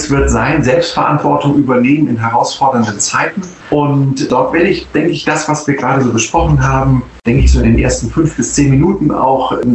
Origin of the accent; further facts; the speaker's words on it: Northern Germany, Germany; zumindest als Norddeutscher, der ein bisschen erfahren ist auf dem Wasser